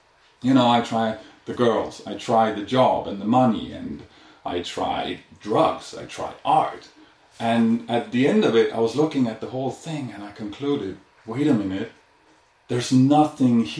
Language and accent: English; Denmark; moved away as an adult; also born or lived in India; I'm originally from Denmark